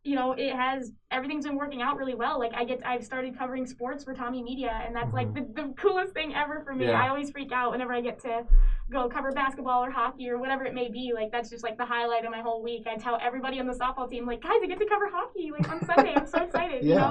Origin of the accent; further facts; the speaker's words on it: Cedar Rapids, Iowa, United States; moved away as an adult; now in Minnesota, United States; I grew up in Cedar Rapids. I've been there my whole life